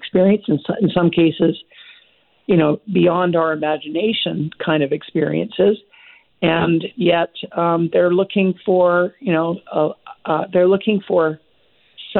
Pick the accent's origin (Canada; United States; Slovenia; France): Canada; Vancouver, British Columbia; I grew up in Vancouver